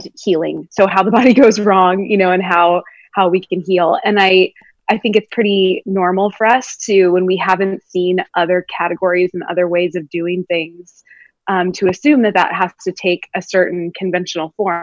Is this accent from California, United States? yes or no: yes; California, United States; moved away as an adult; now in Brooklyn, United States; I grew up in California